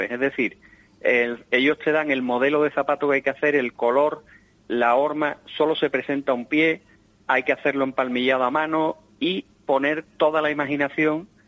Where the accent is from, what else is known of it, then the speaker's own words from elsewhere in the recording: Andalusia, Spain; yo eso que decía Agustín del, guiño a mi tierra, ¿no?